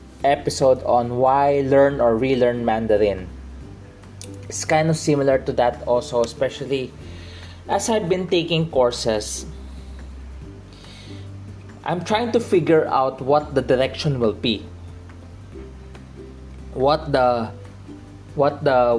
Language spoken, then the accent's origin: English; Philippines; my dad is a probably second or third generation Chinese here in the Philippines. My mom came from China. So, but I am a Filipino